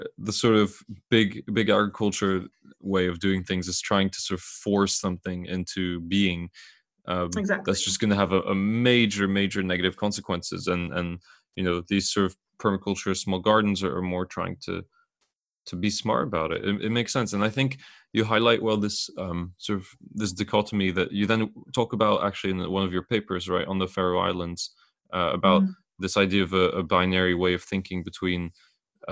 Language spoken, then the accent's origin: English; Belgium; he's actually from my hometown